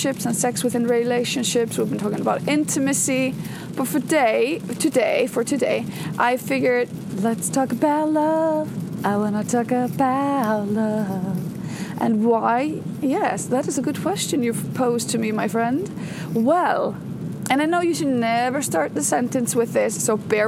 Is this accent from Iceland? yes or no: yes; Iceland; As I drive into Reykjavik from my hometown on a very, very rainy morning. It is pouring buckets down here in Iceland.